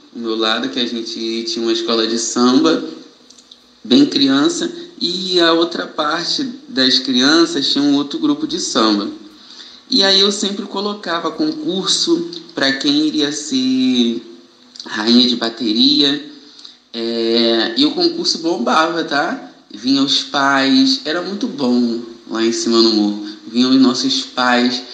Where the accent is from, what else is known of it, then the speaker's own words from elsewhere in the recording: Niterói, Rio de Janeiro, Brazil; sou morador de Niterói, sou nascido e criado no Cubango.